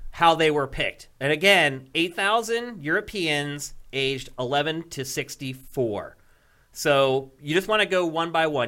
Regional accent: Philadelphia, Pennsylvania, United States; moved away as an adult; I'm from Philadelphia

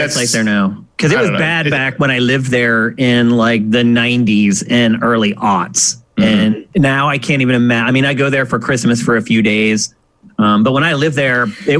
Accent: Pennsylvania, United States; I grew up in Pennsylvania.

